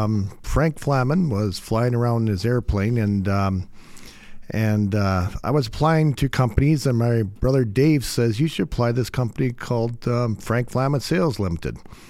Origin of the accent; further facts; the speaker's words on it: Radisson, Saskatchewan, Canada; moved away as an adult; now in Alberta, Canada; Saskatchewan farm boy.